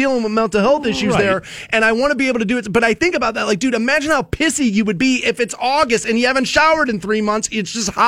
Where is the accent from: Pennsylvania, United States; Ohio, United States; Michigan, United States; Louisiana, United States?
Ohio, United States; I'm born and raised in Ohio, but not necessarily from Canton